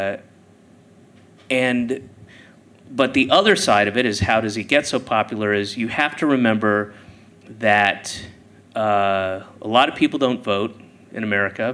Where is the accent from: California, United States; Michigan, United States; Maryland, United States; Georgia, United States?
Georgia, United States; moved away; also born or lived in Boston; I grew up in Georgia. I lived in Boston for 9 years